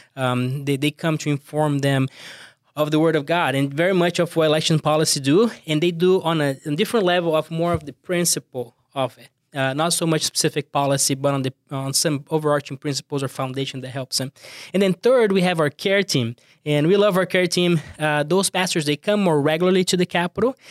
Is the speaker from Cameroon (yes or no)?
no; Brazil; accent: thick accent; English is a second language; moved away; I'm from Brazil, as you, uh, can tell, I have a, a thick accent